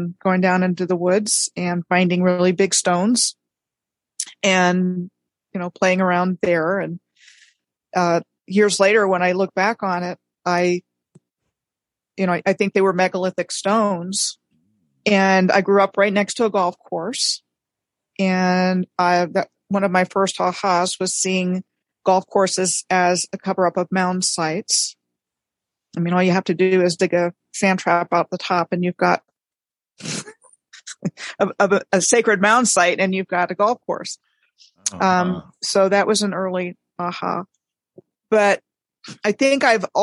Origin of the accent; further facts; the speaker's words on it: Rockville, Maryland, United States; also born or lived in Fairbanks, Alaska; now in Oklahoma, United States; I grew up in Rockville, Maryland